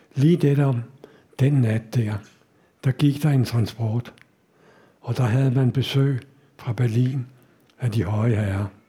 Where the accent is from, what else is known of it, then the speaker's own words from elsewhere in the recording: Denmark; jeg kommer fra Danmark